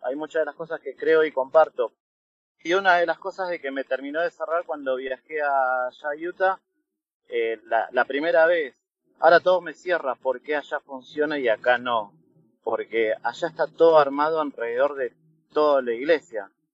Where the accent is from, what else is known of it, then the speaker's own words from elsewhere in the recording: Buenos Aires, Argentina; also born or lived in Bolivia; yo nací en Bolivia. Me trajeron eh, cuando tenía dos años acá a Buenos Aires